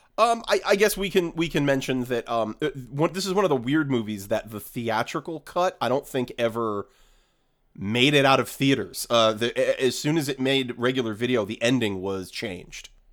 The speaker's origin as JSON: {"language": "English", "region": "New England", "country": "United States", "moved": "yes", "lives_now": "Los Angeles, United States", "said": "I am I am from New England"}